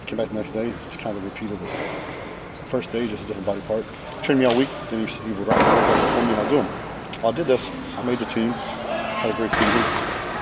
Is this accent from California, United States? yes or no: no; West Texas, United States; I grew up in West Texas. Our town had two stoplights.